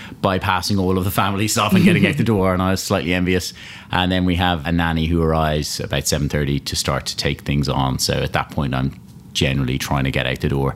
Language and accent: English; Malahide, Leinster, Ireland; moved away; I grew up in Dublin, a place called Malahide, just north of Dublin there